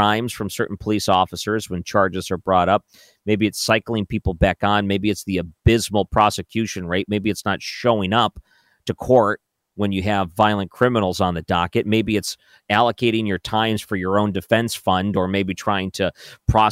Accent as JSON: {"language": "English", "area": "outside of the Detroit area", "region": "Michigan", "country": "United States", "tie": "born or raised there", "moved": "yes", "lives_now": "St. Louis, United States", "said": "I grew up outside of the Detroit area"}